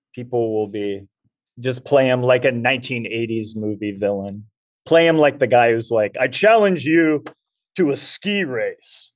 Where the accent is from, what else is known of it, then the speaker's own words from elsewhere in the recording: Southern California, United States; I grew up in Southern California